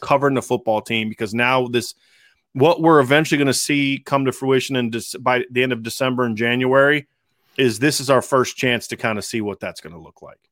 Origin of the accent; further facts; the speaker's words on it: Ohio, United States; moved away; also born or lived in Pennsylvania; I'm from Ohio